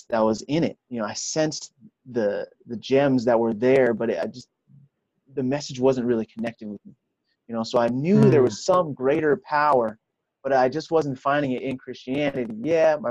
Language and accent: English; New York City, New York, United States; also born or lived in Brooklyn, New York; I am born in Brooklyn, raised in Queens. You know, I'm a New Yorker at heart